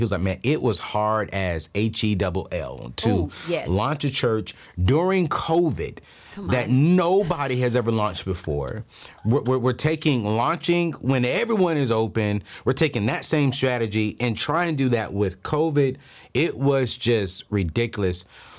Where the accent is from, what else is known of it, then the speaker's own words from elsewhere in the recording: Oceanside, California, United States; also born or lived in Los Angeles / San Diego; Oceanside is home. L.A. is home. San Diego is home. My family technically lives in Oceanside because my father was stationed at Camp Pendleton.